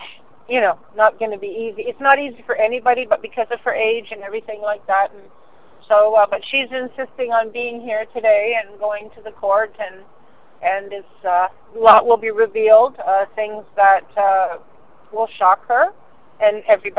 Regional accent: London, United Kingdom; because a lot of these people are out of town, and I'm from London, right?

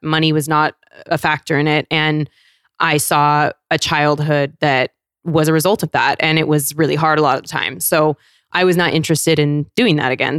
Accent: Federal Way, Washington, United States; moved away; also born or lived in San Diego; I'm from South Seattle, so closer to Tacoma

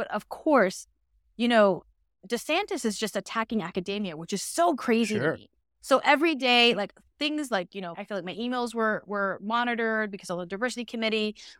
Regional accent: Panama City, Florida, United States; So I grew up in a small city called Panama City, Florida.

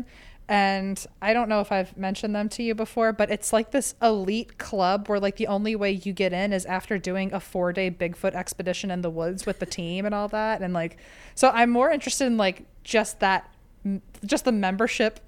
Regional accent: Virginia, United States; I'm from Virginia

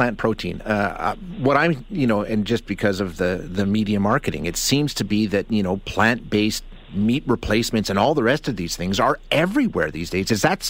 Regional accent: Alberta, Canada; I'm almost 50 years old, born and raised in Alberta

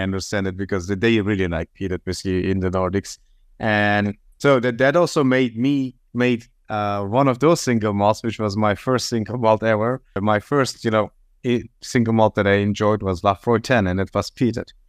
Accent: Turkey; moved away as an adult; also born or lived in San Francisco, United States; now in Los Angeles, United States; I'm from Turkey. I moved to the States a little bit more than six years ago.

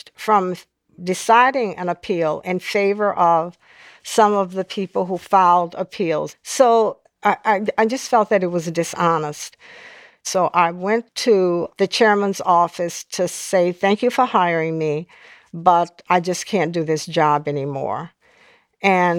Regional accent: New Orleans, Louisiana, United States; now in Washington, D.C. area, United States; I grew up in a very volatile period in New Orleans

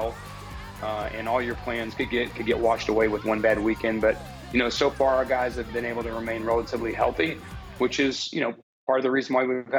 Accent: Nebraska, United States; I grew up in Nebraska.

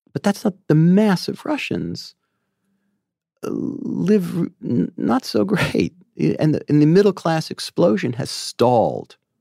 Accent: New York, United States; I'm a New Yorker

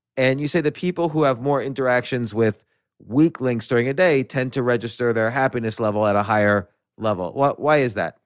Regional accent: New York City, New York, United States; I was born in New York City, I grew up around there

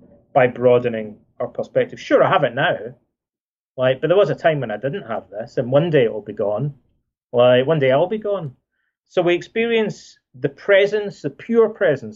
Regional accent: Scotland, United Kingdom; when I was a kid growing up in Scotland

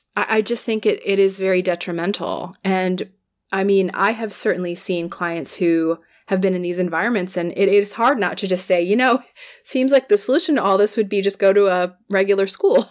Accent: California, United States; I'll speak as a Californian.

